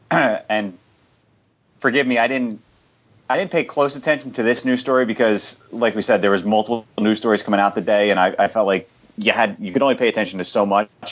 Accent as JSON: {"language": "English", "town": "Philadelphia", "region": "Pennsylvania", "country": "United States", "tie": "born or raised there", "said": "I grew up in Philadelphia"}